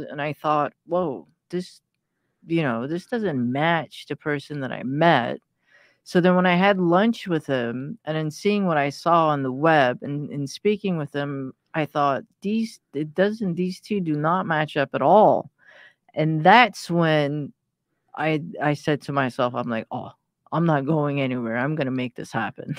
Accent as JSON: {"language": "English", "country": "Iran", "tie": "born or raised there", "moved": "yes", "said": "I was born in Iran at, at a time where Iran was at war with Iraq."}